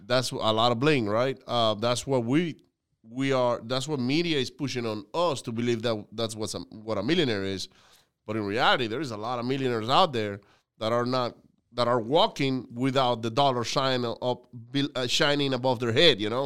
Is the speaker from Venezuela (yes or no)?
yes; Venezuela; now in United States; I grew up in Venezuela